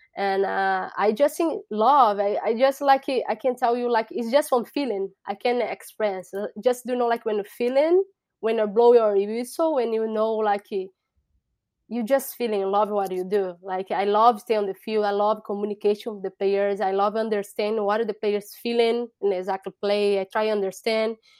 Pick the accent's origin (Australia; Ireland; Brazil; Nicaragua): Brazil; São Paulo; English is a second language; moved away as an adult; now in United States; I'm from Brazil. So, I bro-, I born in Brazil.